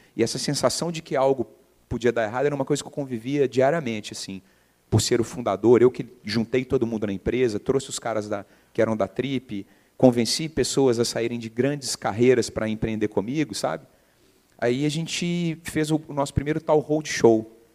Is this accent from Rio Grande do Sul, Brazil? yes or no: no; Belo Horizonte, Minas Gerais, Brazil; also born or lived in England; eu nasci em BH, é, formei em publicidade e propaganda lá, por incrível que pareça, PUC-MG